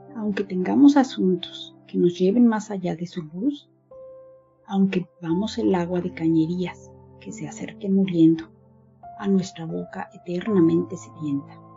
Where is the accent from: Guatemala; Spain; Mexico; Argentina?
Mexico; now in Berlin, Germany; soy mexicana, vivo en Berlín, Alemania